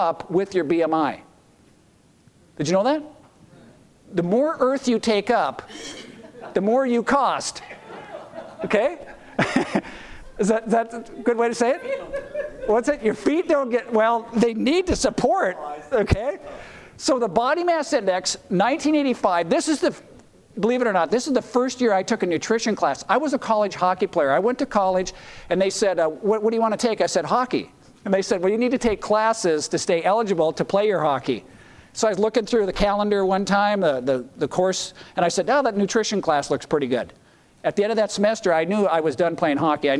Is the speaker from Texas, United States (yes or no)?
no; North Dakota, United States; my home state of North Dakota